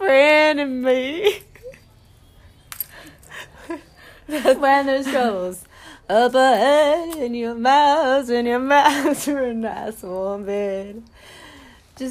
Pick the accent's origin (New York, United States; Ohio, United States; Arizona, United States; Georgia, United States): Ohio, United States; Toledo; I'm from Toledo.